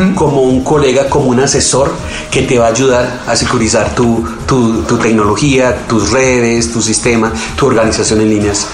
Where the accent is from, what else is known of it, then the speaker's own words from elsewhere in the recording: Colombia; quedamos un team de 8 colombianos